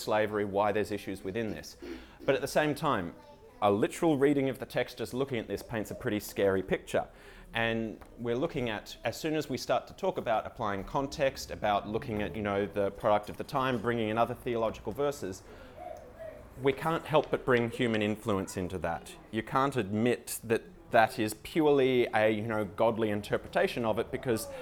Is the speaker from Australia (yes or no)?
yes; Australia